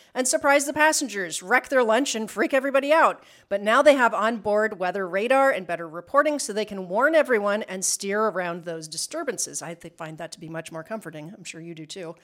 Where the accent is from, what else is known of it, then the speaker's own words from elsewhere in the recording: Midwest, United States; we grew up in the Midwest